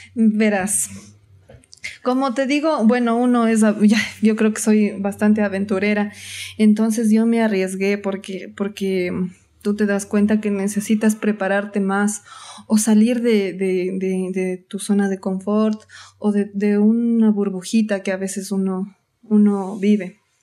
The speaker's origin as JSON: {"language": "Spanish", "town": "Atuntaqui", "region": "Imbabura", "country": "Ecuador", "also_born_or_lived": "Quito", "moved": "as an adult", "said": "soy de Atuntaki... mi cantón se llama Antonio Ant"}